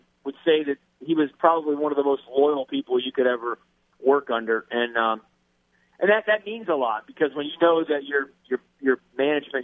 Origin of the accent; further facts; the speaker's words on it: Alexandria, Louisiana, United States; moved away as an adult; now in Lafayette, United States; I come from Alexandria